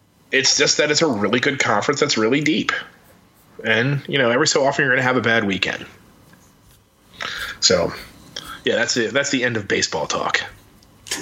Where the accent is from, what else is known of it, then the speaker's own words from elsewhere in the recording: Maryland, United States; I grew up in Maryland.